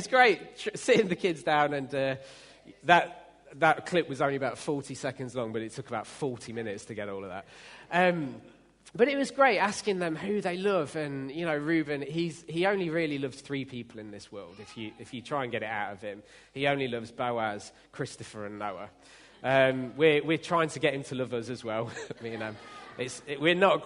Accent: United Kingdom; we're British

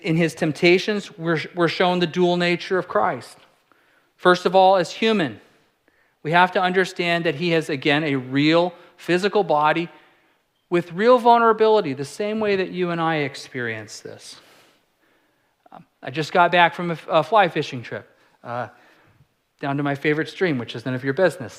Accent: California, United States; I'm a California kid. I'm from California

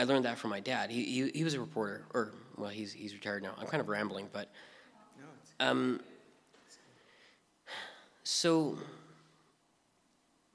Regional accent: British Columbia, Canada; moved away as an adult; also born or lived in Hope, British Columbia; so I grew up in British Columbia. I was born in Hope. My parents moved around a lot, but pretty much I'm a BC boy. I didn't actually leave the province until I was 20

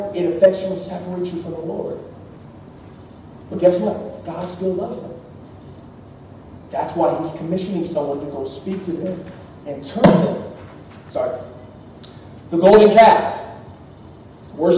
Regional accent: Austin, Texas, United States; moved away; I'm from Austin, but I'm here

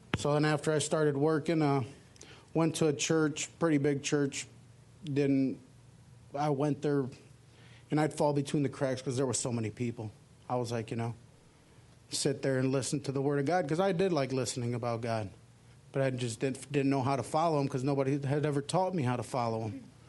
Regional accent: Chicago, Illinois, United States; I grew up in Chicago

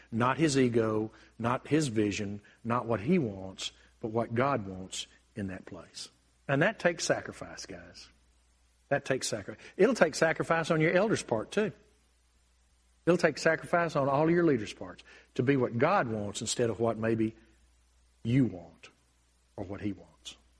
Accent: United States; I'm blessed to be an American

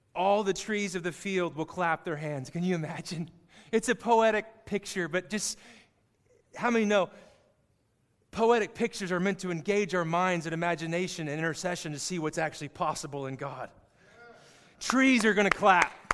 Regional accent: Kansas, United States; I grew up in Kansas, saw a lot of it

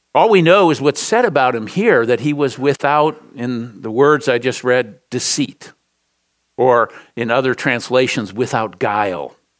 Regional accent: Minneapolis, Minnesota, United States; moved away; from the great state of Minnesota. Grew up in Minneapolis.

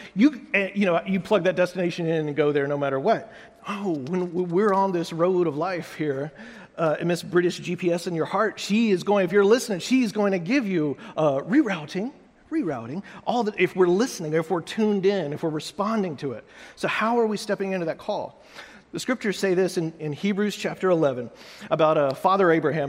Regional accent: United States; also born or lived in Austin; I'm an American

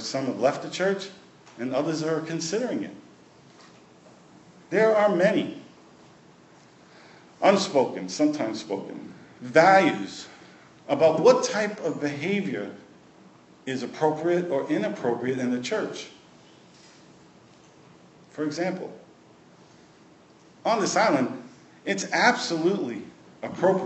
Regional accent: New York City, New York, United States; moved away as an adult; also born or lived in West Virginia; When Nadine and I first left New York City, we were raised in New York City

